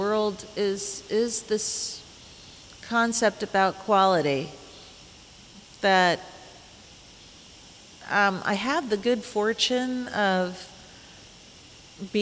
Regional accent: Indianapolis, Indiana, United States; moved away; my hometown, Indianapolis

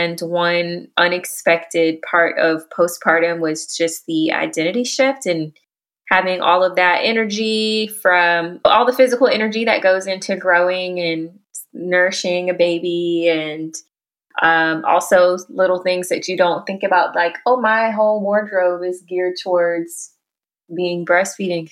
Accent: Houston, Texas, United States; moved away as an adult; also born or lived in Dallas-Fort Worth Metroplex; now in Dallas-Fort Worth, United States; I'm from Houston originally and have been in the DFW Metroplex for almost 2 years

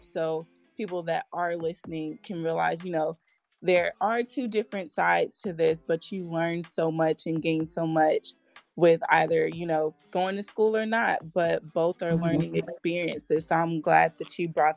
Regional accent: Columbus, Georgia, United States; moved away as an adult; also born or lived in Valdosta, Georgia; now in Atlanta, United States; I was born and raised in Columbus, Georgia, which is a small town

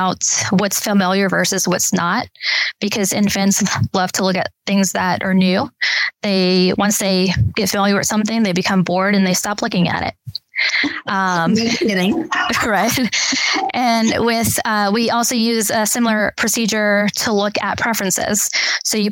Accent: Louisiana, United States; also born or lived in Texas; Born and raised in Louisiana

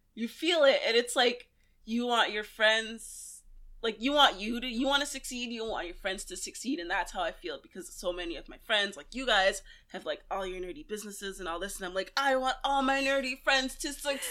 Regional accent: New York City, New York, United States; growing up in Brooklyn, I grew up in Flatbush

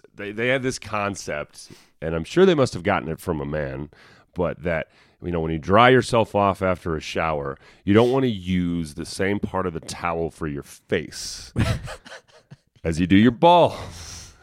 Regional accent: Denver, Colorado, United States; accent: country twang; moved away as an adult; also born or lived in Burbank, California; I grew up in Denver, Colorado. I was born in Denver in Rose Hospital

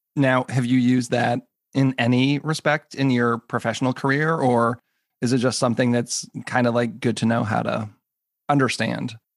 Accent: New England, United States; also born or lived in Minneapolis; now in Maryland, United States; I grew up in New England

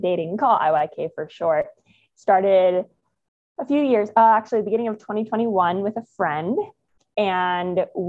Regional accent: Phoenix, Arizona, United States; moved away as an adult; also born or lived in Australia / New Zealand / Costa Rica; now in San Diego, United States; I grew up in Phoenix, lived there, actually went to the same school, kindergarten through 12th grade

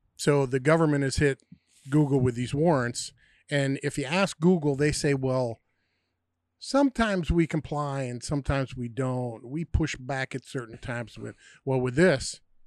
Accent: United States; also born or lived in New York / Pennsylvania; me growing up in New York and Pennsylvania

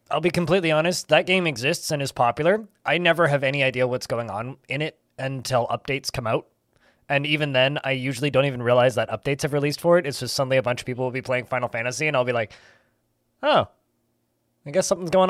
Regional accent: Canada; I'm Canadian, uh, not American.

